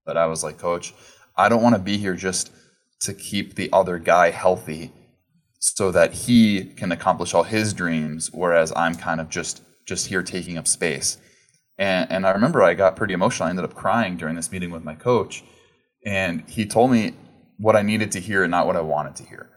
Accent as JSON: {"language": "English", "region": "Southern California", "country": "United States", "tie": "born or raised there", "said": "I grew up in Southern California"}